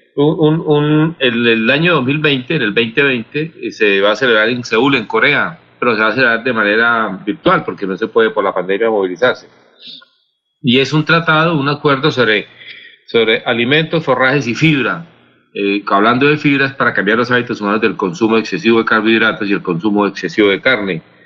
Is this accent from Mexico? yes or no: no; Santander, Colombia; como santandereano y como colombiano